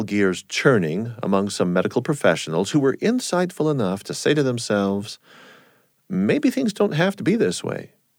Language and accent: English; San Diego, California, United States; Well, I myself was just a four-year-old Navy brat growing up in San Diego, California.